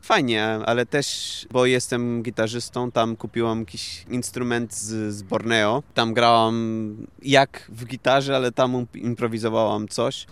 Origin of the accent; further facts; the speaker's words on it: Portugal; Polish is a second language; moved away as an adult; also born or lived in Germany / Indonesia / Iceland; now in Wrocław, Poland; moja mama jest z Portugalii i prawie całe życie spędziłem e, w Portugalii